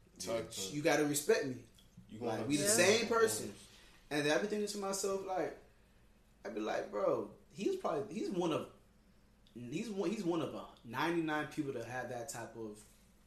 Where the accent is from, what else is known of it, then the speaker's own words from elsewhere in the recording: Haiti; I'm not American, I'm really Haitian